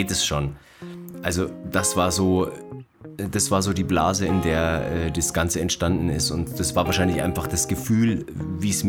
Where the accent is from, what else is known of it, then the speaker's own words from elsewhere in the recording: Bavaria, Germany; Ja, hier bin ich wieder, am Staffelsee. Auf einmal war alles anders. Ich bin aus der Stadt zurückgekommen und äh, wieder zurück in meine Heimat.